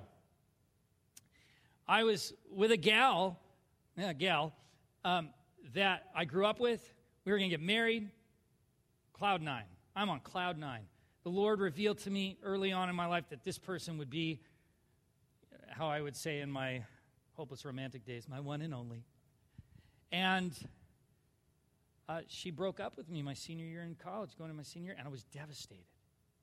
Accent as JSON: {"language": "English", "region": "Minnesota", "country": "United States", "said": "I'm a Minnesotan"}